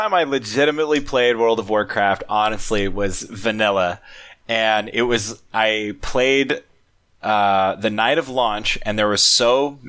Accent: Oregon, United States; It's like Oregon.

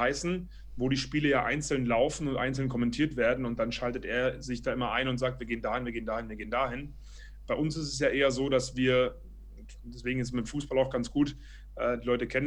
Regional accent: Berlin, Germany; ich bin ursprünglich, ich bin in Berlin aufgewachsen und habe ähm, nach dem Abitur Eventmanagement

